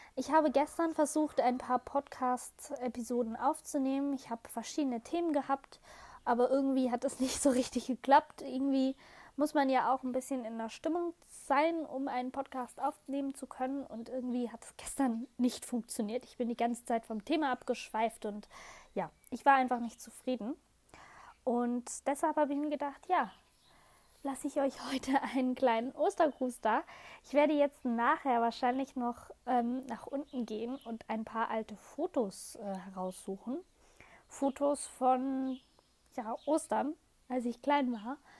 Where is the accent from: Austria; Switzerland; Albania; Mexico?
Switzerland; Bei uns in der Schweiz, wir sagen immer Spargeln, beziehungsweise Spargle